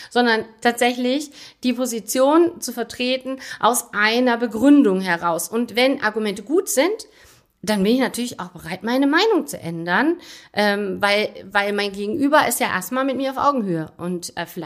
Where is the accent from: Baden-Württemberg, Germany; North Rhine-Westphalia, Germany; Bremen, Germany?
North Rhine-Westphalia, Germany; also born or lived in Altensteig; Das weiß ich nicht, weil meine Eltern sind jetzt tatsächlich auch nicht gebürtig aus Aachen, sondern kommen von woanders. Aber ich bin natürlich im Rheinland aufgewachsen